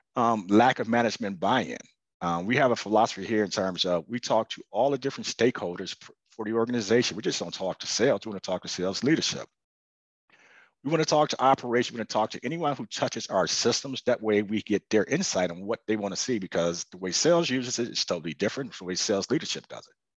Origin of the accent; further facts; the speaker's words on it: Chicago, Illinois, United States; moved away; I was originally from Chicago